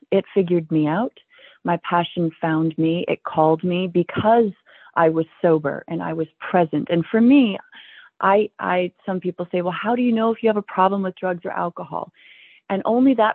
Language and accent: English; Billings, Montana, United States; I was born in Billings, Montana, and our ancestors homesteaded this valley